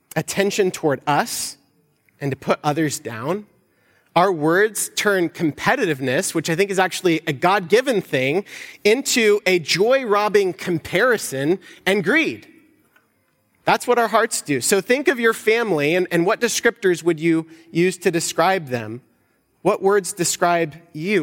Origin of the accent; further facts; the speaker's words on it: United States; us as American Christians